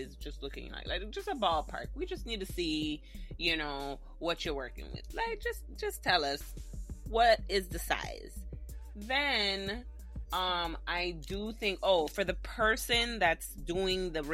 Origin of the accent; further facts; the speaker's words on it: Jamaica; Being Jamaican